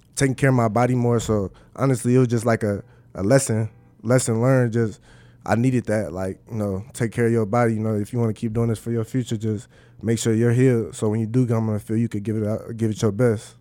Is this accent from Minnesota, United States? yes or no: yes; Minnesota, United States; moved away as an adult; now in Nebraska, United States; my hometown